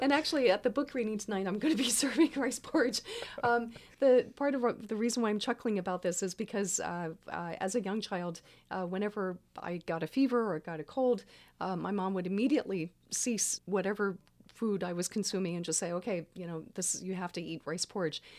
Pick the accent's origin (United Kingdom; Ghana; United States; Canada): United States; Baton Rouge, Louisiana; now in Santa Cruz, United States; I grew up in Baton Rouge.